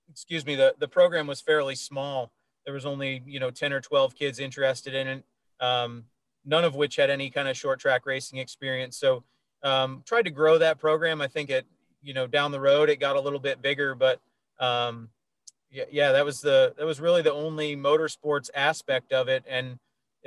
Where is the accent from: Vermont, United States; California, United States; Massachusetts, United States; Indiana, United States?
Vermont, United States; moved away; I'm from Vermont.